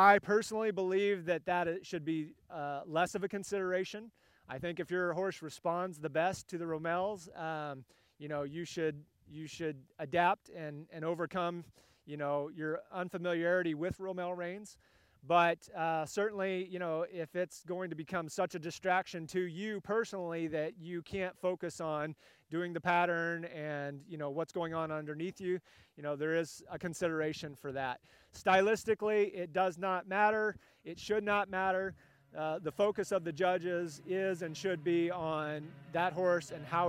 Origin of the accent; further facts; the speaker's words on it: California, United States; moved away; I'm a West Coast guy originally. I grew up in California